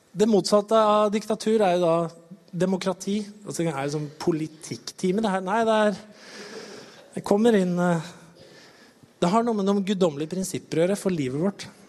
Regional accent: Norway; det vi liksom står på som nordmenn

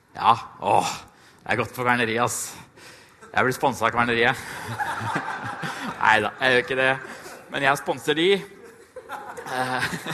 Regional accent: Trysil, Innlandet, Norway; jeg kommer fra Trysil

